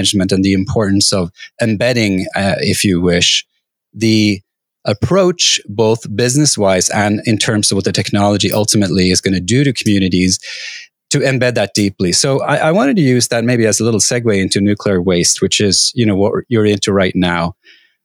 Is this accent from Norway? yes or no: yes; Norway; I grew up in Norway